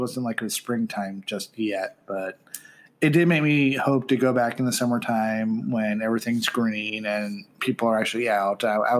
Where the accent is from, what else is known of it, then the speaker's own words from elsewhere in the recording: Pennsylvania, United States; now in California, United States; I grew up in Pennsylvania